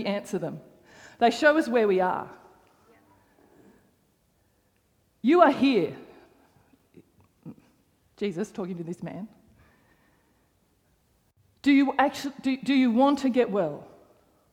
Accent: Canberra, Australian Capital Territory, Australia; moved away as an adult; the church that I grew up in Canberra

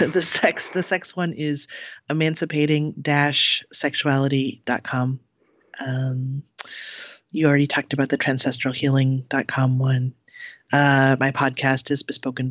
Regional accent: Cleveland, Ohio, United States; I grew up in the Midwest

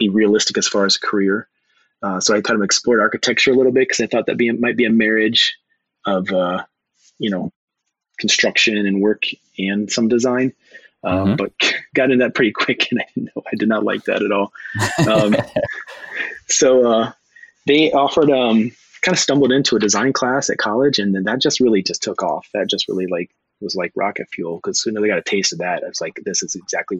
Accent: Suffield, Ohio, United States; I grew up in small town Ohio, Suffield, Ohio

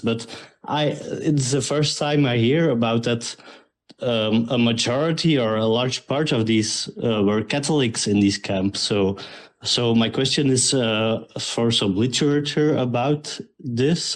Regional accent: Belgium; I'm from Belgium

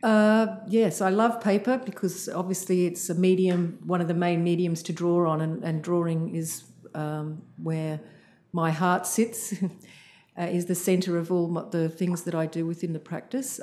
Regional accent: Sydney, New South Wales, Australia; I grew up in Sydney mostly

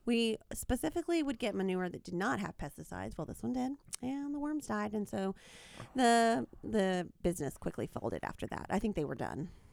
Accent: small town outside Macon, Georgia, United States; moved away; I am from a small town in Georgia, the state Georgia, not the country.

